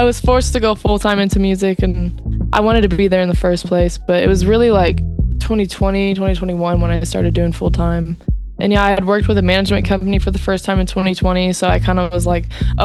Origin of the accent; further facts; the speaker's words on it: Dallas, Texas, United States; I am from Texas, the Dallas-Fort Worth area